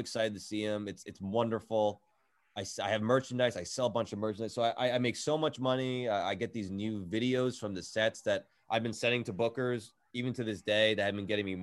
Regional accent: New Jersey, United States; I'm from New Jersey

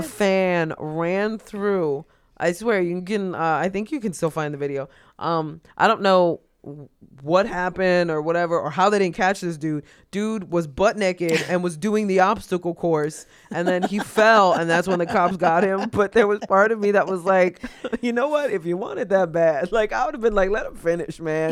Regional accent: New York City, New York, United States; as a New Yorker

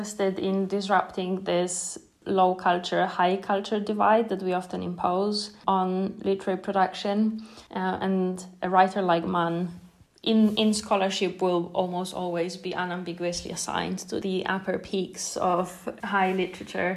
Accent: Krakow, Lesser Poland, Poland; moved away as an adult; now in Oxford, United Kingdom; I come from Krakow

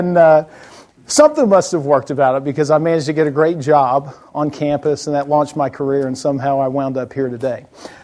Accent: South Alabama, United States; moved away; I was born in South Alabama, as he mentioned, and I went to school at Auburn University

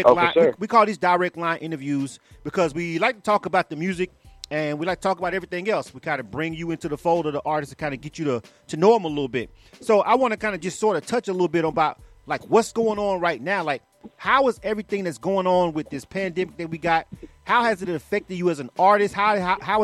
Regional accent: Panama City, Florida, United States; moved away as an adult; now in Atlanta, United States; I'm born and raised in Panama City. So that's my hometown.

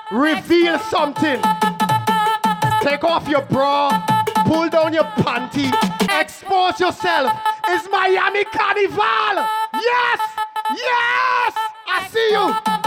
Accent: Carriacou, Carriacou and Petite Martinique, Grenada; Well, I is a Kaya. I'm from Caracou.

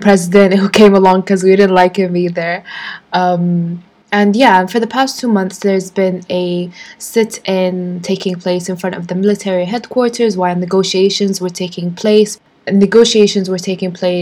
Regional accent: Sudan; my home country in Sudan

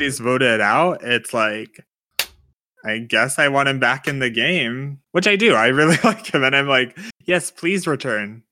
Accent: United States; As an American in twenty twenty

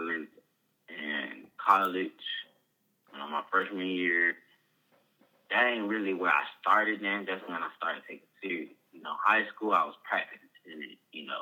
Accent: Rockdale, Georgia, United States; also born or lived in Fulton County, Georgia; I was growing up around Rockdale Summer High School

